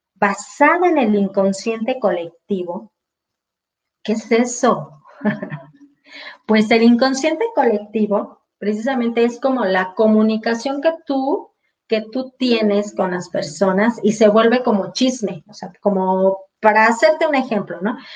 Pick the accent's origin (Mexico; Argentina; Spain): Mexico; exclusivamente en mi país es eso